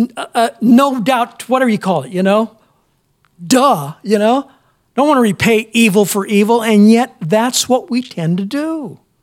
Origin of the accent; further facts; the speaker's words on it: United States; as American Christians